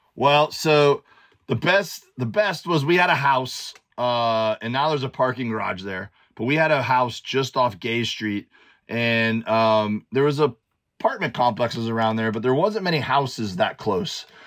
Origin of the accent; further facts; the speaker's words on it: Miami, Florida, United States; moved away as an adult; also born or lived in Auburn, Alabama; growing up in Miami, like we we'd go out on boats